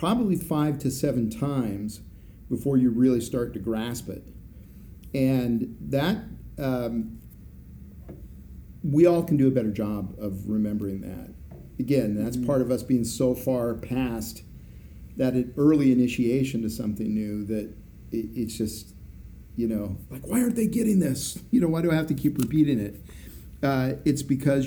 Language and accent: English; Idaho, United States; I'm from Idaho.